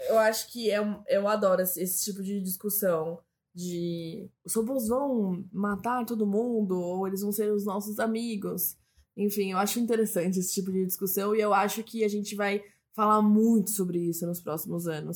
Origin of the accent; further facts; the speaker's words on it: Brazil; a gente é brasileiro